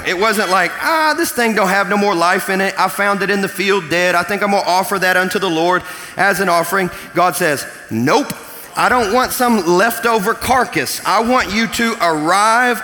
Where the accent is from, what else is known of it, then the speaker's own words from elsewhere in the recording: Kentucky, United States; I'm from Kentucky